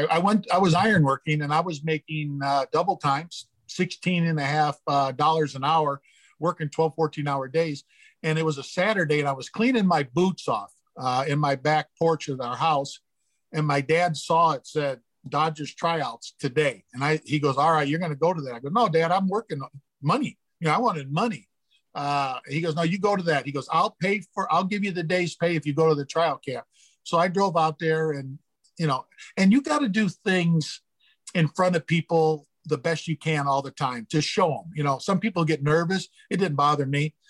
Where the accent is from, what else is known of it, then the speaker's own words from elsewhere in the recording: Gary, Indiana, United States; growing up in Gary, Indiana, I watched the, the Cubs and the Sox